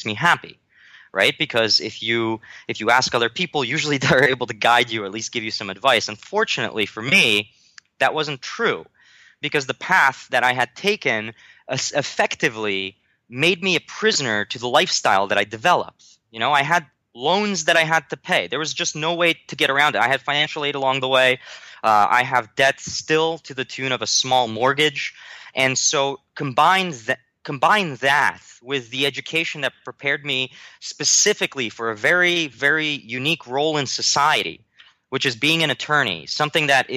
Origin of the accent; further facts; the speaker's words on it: New Jersey, United States; also born or lived in Warsaw, Poland; I traveled from there to America, and I grew up in New Jersey